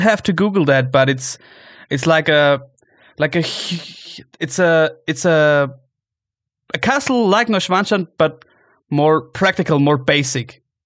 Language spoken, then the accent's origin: English; Allgäu, Bavaria, Germany; now in Munich, Germany; you are in my hometown where I grew up